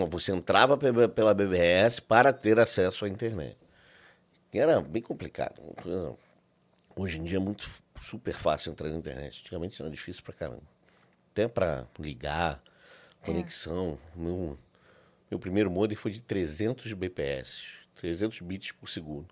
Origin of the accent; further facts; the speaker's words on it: Rio de Janeiro, Brazil; sou do Rio de Janeiro, nascido e criado no Rio.